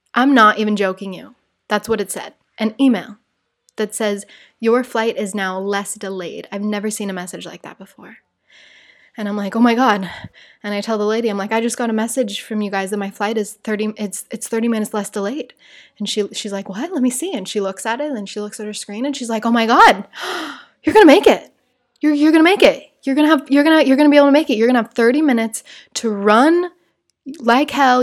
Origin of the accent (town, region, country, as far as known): Salt Lake City, Utah, United States; born or raised there; moved away as an adult; now in Rio de Janeiro, Brazil